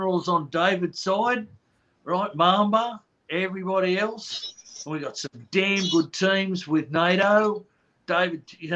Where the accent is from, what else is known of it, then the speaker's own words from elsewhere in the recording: Australia; accent: Australian; moved away; I'm Australian, as you'll hear from the accent.